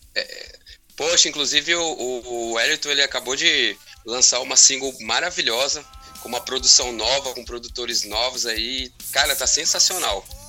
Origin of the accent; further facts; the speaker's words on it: Porto Velho, Rondônia, Brazil; moved away as an adult; also born or lived in Curitiba, Paraná; Porto Velho é a minha cidade natal mesmo, onde uhum. eu fui uhum. nascido e criado